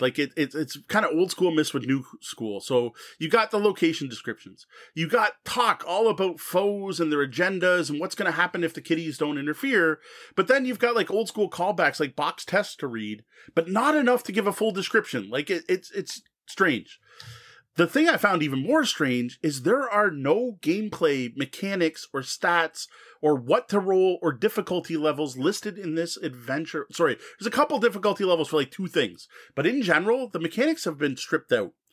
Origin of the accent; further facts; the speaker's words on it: Canada; As a Canadian